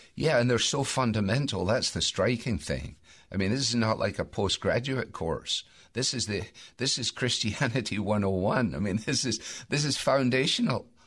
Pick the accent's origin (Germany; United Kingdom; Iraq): United Kingdom; Scotland; I say that as a Scot